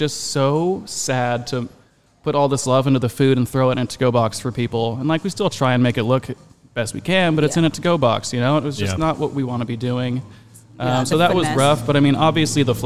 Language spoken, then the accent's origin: English; Oceanside, California, United States; also born or lived in Cape Town, South Africa; I'm from Oceanside